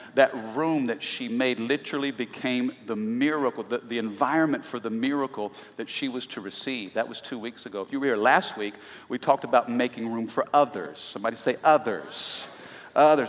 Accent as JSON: {"language": "English", "region": "Midwest", "country": "United States", "said": "I'm from the Midwest"}